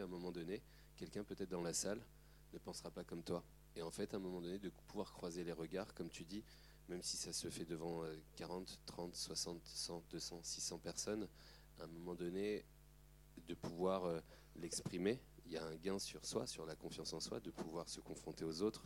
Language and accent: French; Aubervilliers, Île-de-France, France; j'ai grandi à Aubervilliers